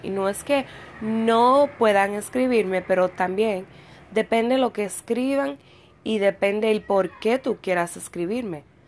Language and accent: Spanish; Dominican Republic; en mi país, aquí en República Dominicana